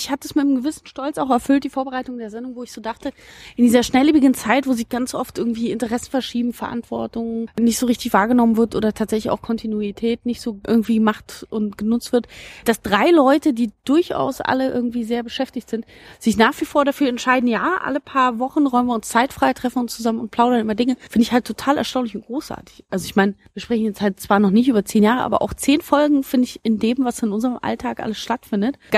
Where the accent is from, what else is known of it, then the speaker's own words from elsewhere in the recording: Berlin, Germany; ich stamm ja eben, wie gesagt, also ich bin aufgewachsen in Berlin-Marzahn, so ein äh, Ort, der eben mit irrsinnig vielen Klischees belegt ist